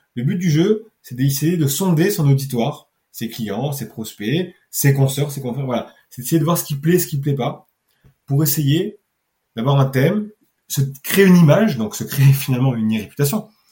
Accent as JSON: {"language": "French", "town": "Nice", "region": "Provence-Alpes-Côte d'Azur", "country": "France", "said": "je suis niçois"}